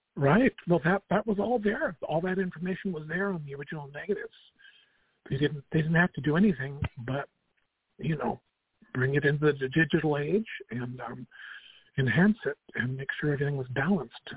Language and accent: English; Albuquerque, New Mexico, United States; moved away as an adult; I went to Manzano High School